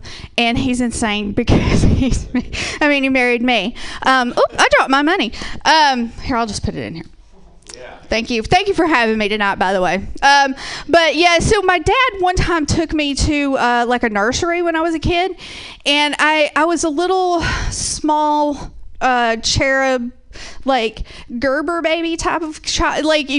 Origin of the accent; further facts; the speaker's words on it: the South, United States; I'm from the South, so there's a lot of people like that, so I assume I'm probably only like 1 or 2 degrees from that.